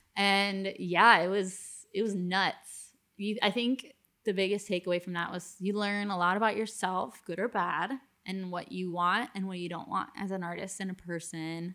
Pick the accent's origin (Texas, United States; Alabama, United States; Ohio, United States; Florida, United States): Florida, United States; Miami; moved away; I was obviously from Miami originally